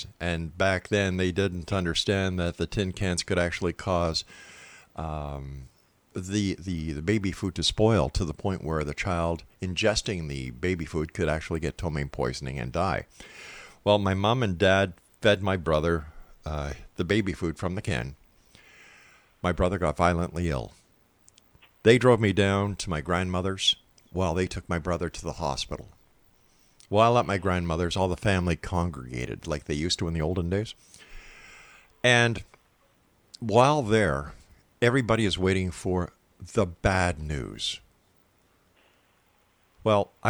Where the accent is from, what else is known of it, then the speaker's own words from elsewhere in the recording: Montreal, Quebec, Canada; Born in Montreal, Quebec, my hometown